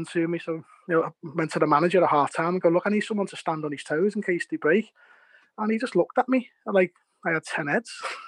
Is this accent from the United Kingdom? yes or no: yes; England, United Kingdom; I'm English